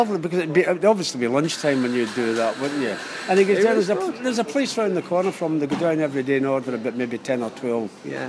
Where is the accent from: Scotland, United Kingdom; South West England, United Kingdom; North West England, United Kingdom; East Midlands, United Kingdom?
Scotland, United Kingdom; also born or lived in Ireland; I was born in Scotland.